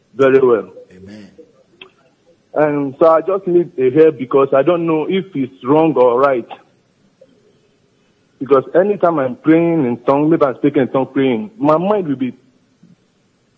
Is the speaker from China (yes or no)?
no; Nigeria; moved away as an adult; now in Italy; before I left Nigeria